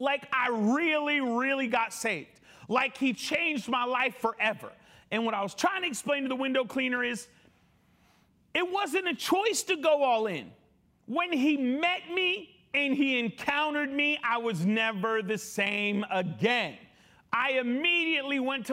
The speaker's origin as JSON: {"language": "English", "region": "Connecticut", "country": "United States", "tie": "born or raised there", "said": "I grew up in Connecticut"}